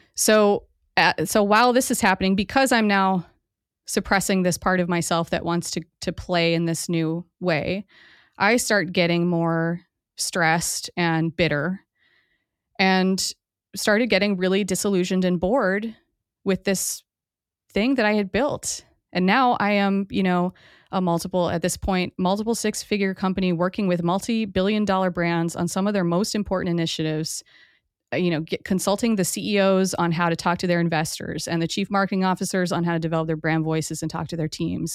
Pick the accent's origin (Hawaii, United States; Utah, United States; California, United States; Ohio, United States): Hawaii, United States; I grew up in Hawaii